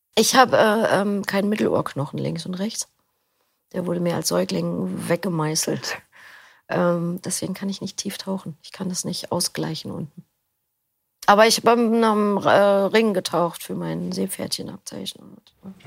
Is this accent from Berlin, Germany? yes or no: yes; Berlin, Germany; Ich komme aus Berlin. Ähm, bin hier auch geboren